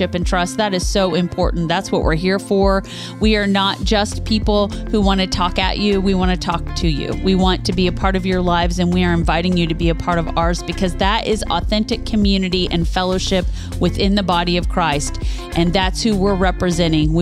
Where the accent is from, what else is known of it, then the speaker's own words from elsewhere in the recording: Kansas, United States; also born or lived in Topeka, Kansas; now in Kentucky, United States; We're from Kansas. We lived in that state